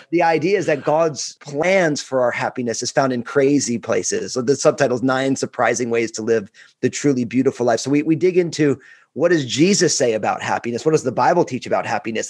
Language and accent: English; New Jersey, United States; I'm all Italian from New Jersey